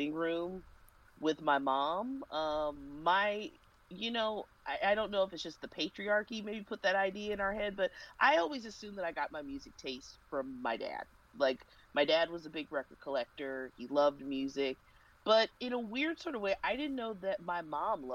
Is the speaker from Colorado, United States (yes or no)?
no; Kansas City, Missouri, United States; I grew up in Kansas City